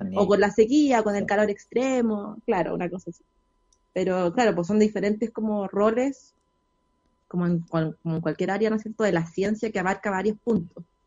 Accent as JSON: {"language": "Spanish", "town": "Los Andes", "region": "Valparaíso", "country": "Chile", "said": "yo soy de los Andes"}